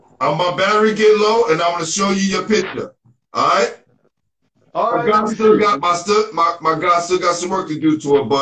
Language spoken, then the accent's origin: English; New York City, New York, United States; I'm from Brooklyn.